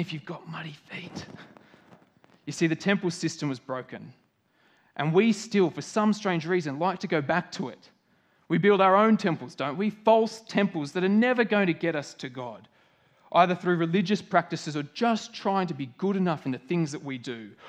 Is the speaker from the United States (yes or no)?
no; Australia